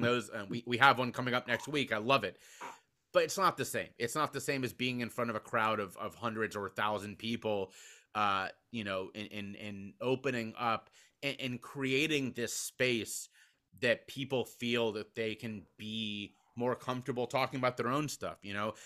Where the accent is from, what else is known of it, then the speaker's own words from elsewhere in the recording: Cincinnati, Ohio, United States; my hometown of Cincinnati, Ohio.